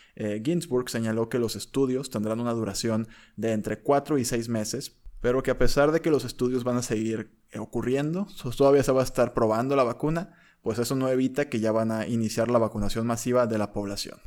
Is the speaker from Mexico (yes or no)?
yes; Mexico; somos mexicanos. Somos mexicanos